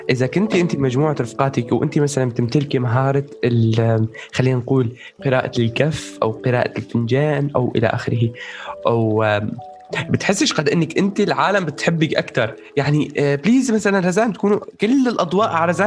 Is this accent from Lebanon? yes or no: no; Syria; إيه، اسفين اسفين انا سوري انا